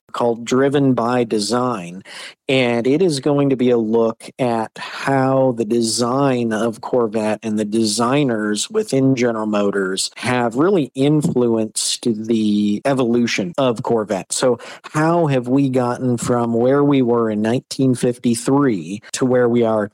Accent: Michigan, United States; I grew up here in Michigan, grew up on a big farm.

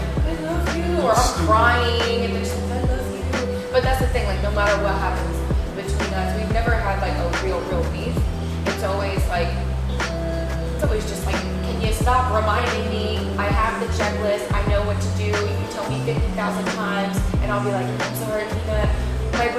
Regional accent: Olathe, Kansas, United States; also born or lived in New Jersey / Brooklyn, New York; now in New York, United States; I was born in Jersey and moved to Kansas when I was 5.

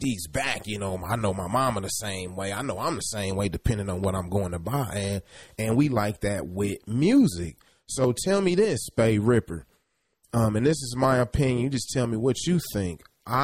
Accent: Kansas City, Kansas, United States; I grew up in Kansas City, Kansas.

